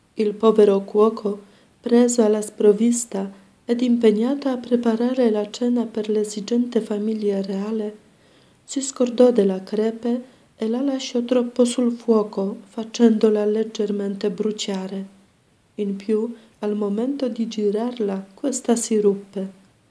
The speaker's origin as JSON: {"language": "Italian", "country": "Poland", "moved": "yes", "said": "sono polacca"}